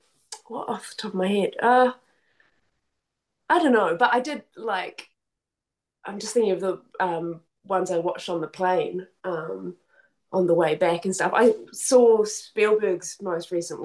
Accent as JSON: {"language": "English", "region": "Wellington", "country": "New Zealand", "said": "I'm from Wellington, the capital."}